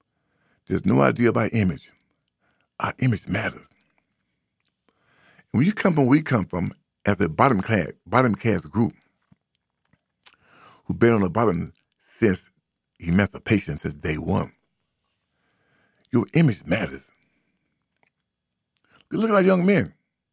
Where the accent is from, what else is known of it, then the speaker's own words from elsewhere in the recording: Birmingham, Alabama, United States; now in Boston, United States; We came from Birmingham up here to Boston, 63.